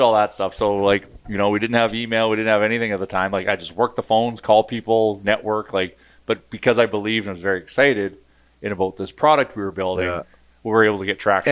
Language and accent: English; Edmonton, Alberta, Canada; Born and raised in Edmonton.